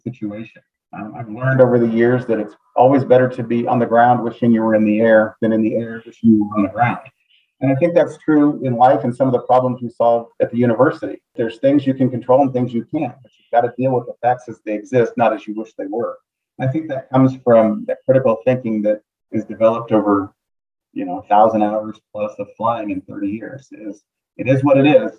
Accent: Topeka, Kansas, United States; moved away as an adult; also born or lived in Arkansas; I grew up in Topeka, Kansas, and my house happened to be near one of the local airports

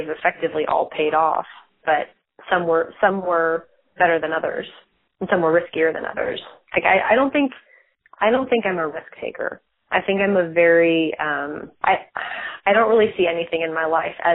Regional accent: San Francisco, California, United States; moved away as an adult; also born or lived in Texas; now in Dallas, United States; So I grew up in San Francisco and I went to college in Texas.

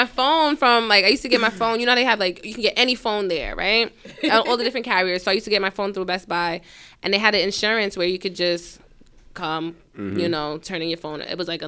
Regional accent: New York City, New York, United States; also born or lived in Brooklyn; We're from Queens.

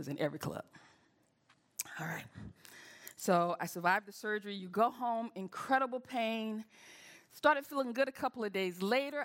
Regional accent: the South, United States; I'm from the South

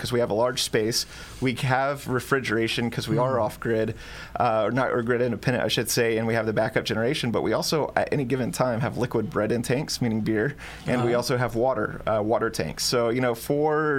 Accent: Texas, United States; now in Hawaii, United States; being my home state

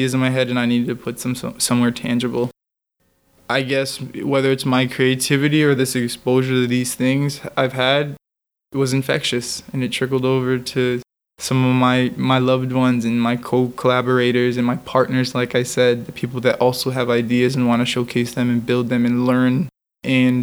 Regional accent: Connecticut, United States; moved away as an adult; now in New York City, United States; We're in New York City. I'm from Connecticut

